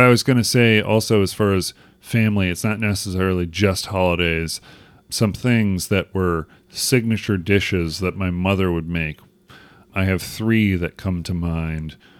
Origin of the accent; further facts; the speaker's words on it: United States; accent: American; my silly American accent